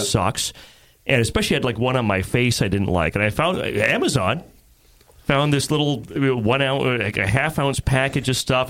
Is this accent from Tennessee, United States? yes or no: yes; Jackson, Tennessee, United States; moved away; I spent like almost ten years near Jackson when I was a kid growing up, so not too far from Nashville